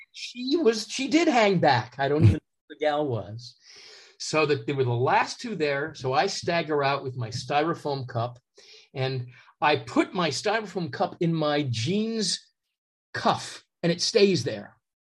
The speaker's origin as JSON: {"language": "English", "town": "New York City", "region": "New York", "country": "United States", "tie": "born or raised there", "said": "We grew up together in Manhattan"}